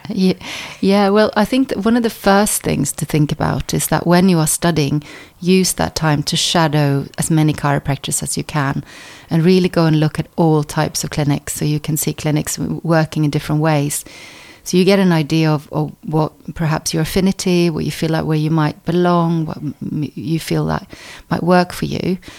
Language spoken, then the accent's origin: English; Stockholm, Stockholm County, Sweden; moved away as an adult; also born or lived in United States; now in England; I was born in the States uh, by Norwegian parents. And then when I was four, my parents moved to Stockholm. So I was brought up in Sweden